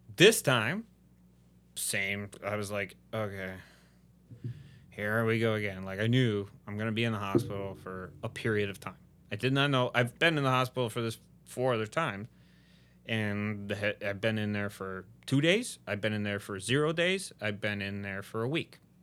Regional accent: Midwest, United States; now in Houston, United States; I'm from the Midwest

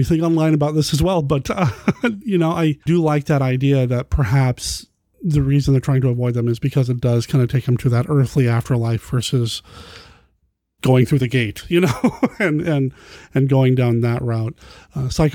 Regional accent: Cheyenne, Wyoming, United States; I grew up in Wyoming, Cheyenne, Wyoming, very windy

